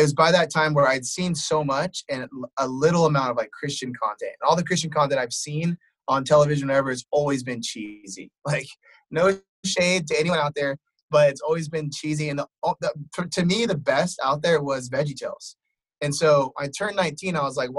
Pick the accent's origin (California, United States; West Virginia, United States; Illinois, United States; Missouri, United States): Illinois, United States; Wheaton; I grew up on Wheaton College campus.